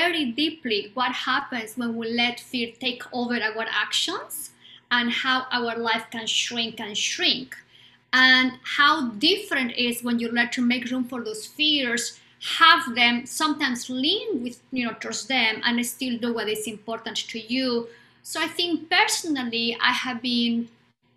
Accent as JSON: {"language": "English", "country": "Bolivia", "tie": "born or raised there", "second_language": "English", "moved": "yes", "lives_now": "United States", "said": "I was born in Bolivia at the time of the dictatorship, in the middle of a dictatorship."}